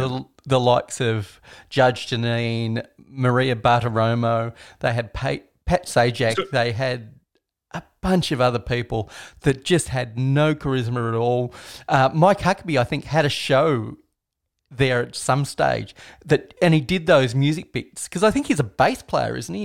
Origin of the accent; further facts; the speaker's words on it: Australia; as an Australian